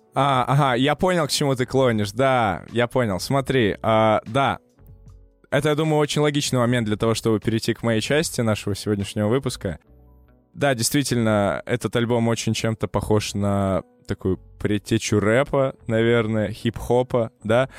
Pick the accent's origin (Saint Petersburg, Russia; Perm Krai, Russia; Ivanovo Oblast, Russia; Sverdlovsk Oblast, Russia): Perm Krai, Russia; Perm; moved away; я в свой последний приезд в свой родной город, я не из Москвы. Здравствуй, Перим